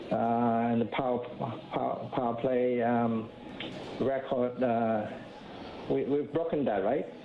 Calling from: Hong Kong; I'm calling from Hong Kong.

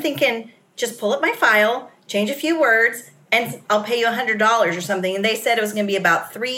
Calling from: Jacksonville, Florida, United States; Jacksonville, Florida.

